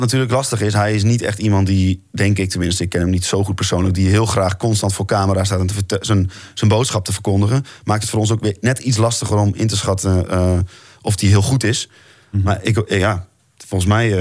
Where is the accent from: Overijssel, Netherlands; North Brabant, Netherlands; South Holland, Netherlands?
Overijssel, Netherlands; moved away; Ik kom ook uit Overijssel